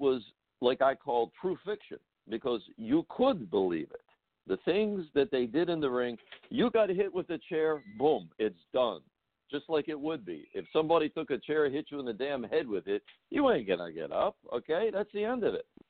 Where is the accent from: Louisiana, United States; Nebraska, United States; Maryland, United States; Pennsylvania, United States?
Maryland, United States; Baltimore; Where I grew up in Baltimore